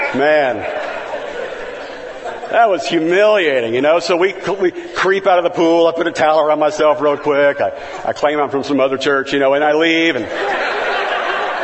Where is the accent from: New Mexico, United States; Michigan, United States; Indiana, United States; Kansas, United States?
Kansas, United States; moved away as an adult; also born or lived in Missouri / Kentucky; now in Valencia, United States; I'm from Kansas and then, you know, went to school in Missouri and then worked in Kentucky.